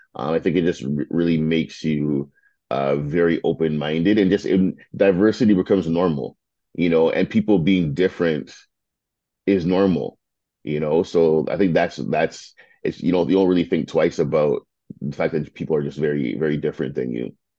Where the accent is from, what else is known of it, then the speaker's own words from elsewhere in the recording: Toronto, Ontario, Canada; also born or lived in Mississauga / Ottawa; born and raised in Toronto. Kind of spent the first like almost 30 years of my life in Toronto